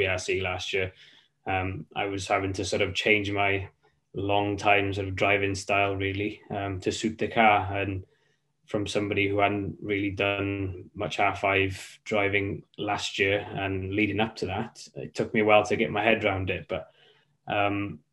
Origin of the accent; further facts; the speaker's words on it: Welsh, Wales, United Kingdom; we're Welsh as well